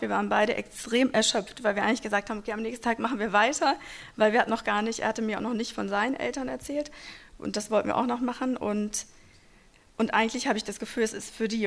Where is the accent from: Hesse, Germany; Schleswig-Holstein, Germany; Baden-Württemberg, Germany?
Hesse, Germany; a small town in; German is a second language; also born or lived in Moscow; wir eigentlich in einer kleinen Stadt in Hessen die ganze Zeit aufgewachsen sind